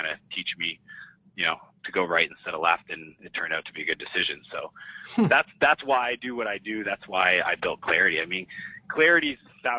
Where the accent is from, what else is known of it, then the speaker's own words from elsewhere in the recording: Moncton, New Brunswick, Canada; moved away as an adult; also born or lived in San Francisco; I grew up in Moncton, New Brunswick.